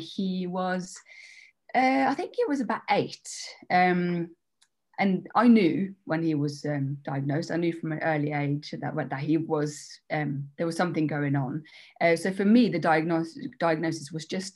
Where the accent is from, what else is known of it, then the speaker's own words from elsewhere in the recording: Norway; moved away as an adult; also born or lived in Denmark; now in England; I'm half Danish, half Norwegian, which is, so I was brought up in Norway